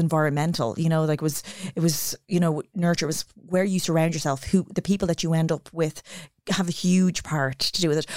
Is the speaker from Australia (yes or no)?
no; Ireland; as Irish kids